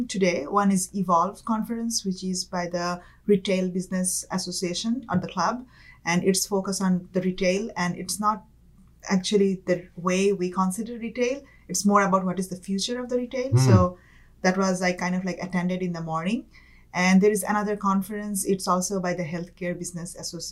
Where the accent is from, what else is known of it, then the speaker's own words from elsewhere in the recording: Dhaka, Dhaka Division, Bangladesh; moved away as an adult; also born or lived in California; now in Bay Area, United States; I'm born and raised in Dhaka, Bangladesh, which is the capital of Bangladesh